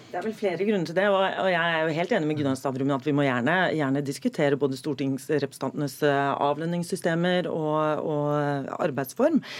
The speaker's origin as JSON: {"language": "Norwegian", "region": "Oslo", "country": "Norway", "said": "jeg er tilfeldigvis fra Oslo"}